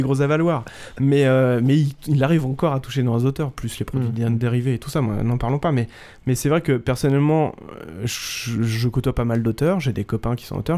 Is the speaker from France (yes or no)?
yes; Vitry-sur-Seine, Île-de-France, France; je suis de Vitry-sur-Seine